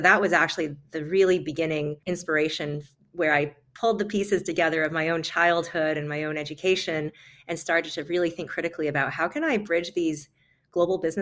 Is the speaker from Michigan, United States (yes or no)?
yes; West Bloomfield, Michigan, United States; moved away; also born or lived in Lubbock, Texas; I grew up in West Bloomfield, Michigan, and also in Lubbock, Texas.